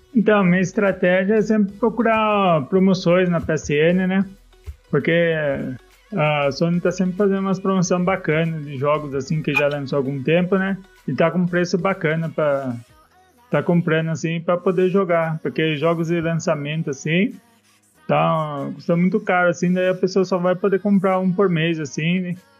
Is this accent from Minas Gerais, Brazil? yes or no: no; Salto, São Paulo, Brazil; Ah, sou de Salto, São Paulo. Fica 100 km de São Paulo aqui